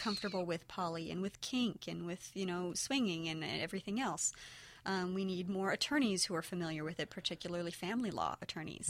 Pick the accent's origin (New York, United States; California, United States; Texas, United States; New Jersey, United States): California, United States; near San Francisco; I grew up near San Francisco